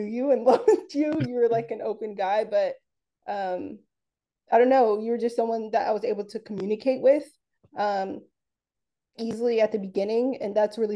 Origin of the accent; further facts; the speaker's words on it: Los Angeles, California, United States; also born or lived in San Diego; I grew up in South Central Los Angeles, California, and it shaped everything about me